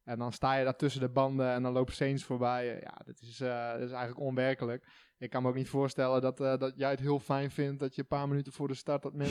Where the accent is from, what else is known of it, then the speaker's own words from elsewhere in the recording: Dokkum, Friesland, Netherlands; Dokkum, Friesland? Ja, eh, Dokkum.